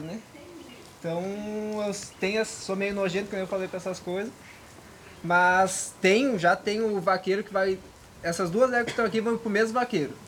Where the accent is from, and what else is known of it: Gaúcho, Rio Grande do Sul, Brazil; moved away